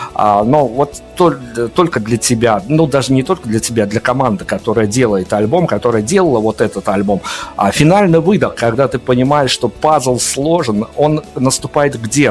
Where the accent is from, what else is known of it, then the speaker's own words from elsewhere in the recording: Belarus; мы белорусы, у которых, э, которых все карантины обходили стороной